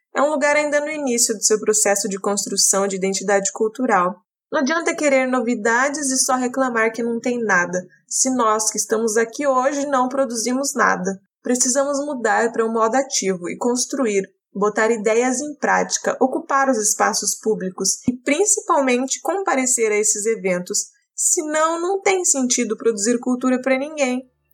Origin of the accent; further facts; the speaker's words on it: Vilhena, Rondônia, Brazil; moved away as an adult; also born or lived in southern Brazil; now in Vilhena, Brazil; eu sou de Rondônia, Vilhena, cidade clima e portal da Amazônia, e vivi aqui por 17 anos. Morei no sul por 10 anos e retornei há 6 meses